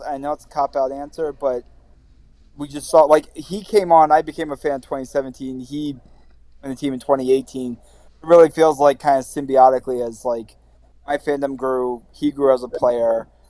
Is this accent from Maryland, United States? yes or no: yes; Baltimore, Maryland, United States; moved away as an adult; now in New York, United States; I'm from Baltimore